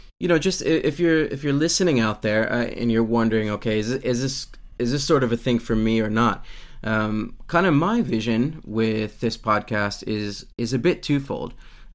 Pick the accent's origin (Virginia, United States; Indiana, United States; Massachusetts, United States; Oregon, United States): Virginia, United States; growing up in America, in Virginia, which is kind of what we would call the top of the Bible Belt.